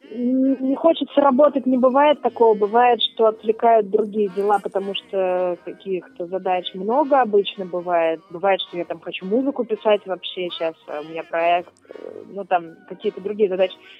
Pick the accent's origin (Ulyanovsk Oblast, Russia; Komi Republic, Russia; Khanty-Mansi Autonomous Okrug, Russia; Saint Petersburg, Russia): Ulyanovsk Oblast, Russia; Ulyanovsk; moved away as an adult; also born or lived in Moscow; now in Krasnodar, Russia; я из Ульяновска изначально